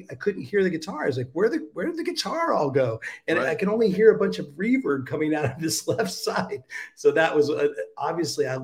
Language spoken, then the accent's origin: English; United States; I'm American